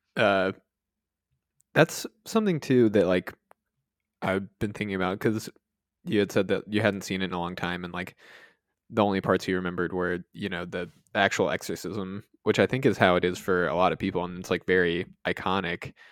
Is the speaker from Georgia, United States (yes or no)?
yes; Georgia, United States; I living in, growing up in Georgia